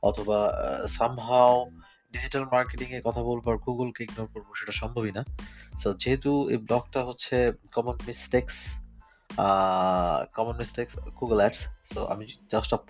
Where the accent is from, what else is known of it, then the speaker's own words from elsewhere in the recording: Bangladesh; now in Germany; আমি একজন বাংলাদেশি জার্মান প্রবাসী